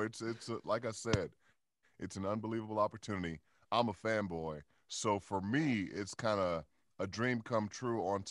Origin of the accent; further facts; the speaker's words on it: Chicago, Illinois, United States; I grew up in Chicago on the South Side